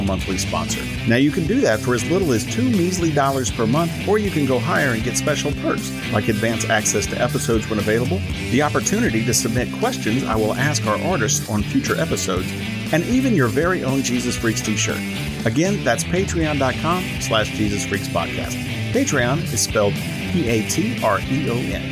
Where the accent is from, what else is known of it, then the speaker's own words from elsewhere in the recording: Charlotte, North Carolina, United States; Charlotte, which is my hometown